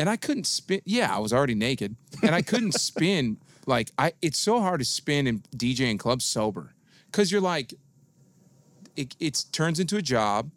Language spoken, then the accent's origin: English; Detroit, Michigan, United States; moved away; I grew up in Detroit.